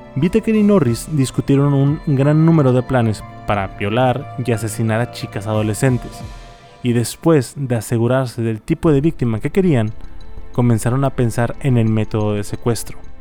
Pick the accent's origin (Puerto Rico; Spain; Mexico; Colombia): Mexico; Monterrey, Nuevo León; accent: regio; soy de Monterrey.